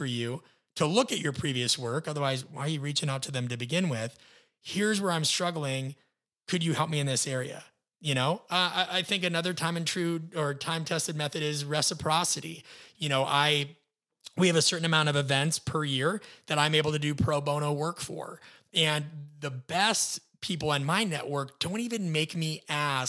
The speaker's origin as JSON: {"language": "English", "region": "Midwest", "country": "United States", "said": "being a Midwesterner"}